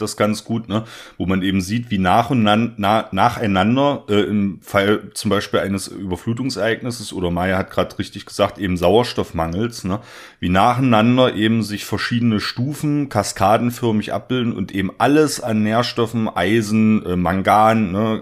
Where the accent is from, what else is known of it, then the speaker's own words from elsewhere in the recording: the East, eastern Germany, Germany; ich komme quasi aus dem Osten